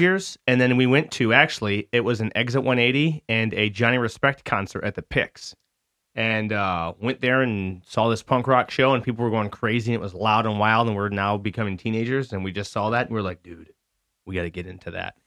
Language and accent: English; Lapeer, Michigan, United States; also born or lived in Lakeville, Michigan; So that was my first year here in Lapeer. We moved here from Lakeville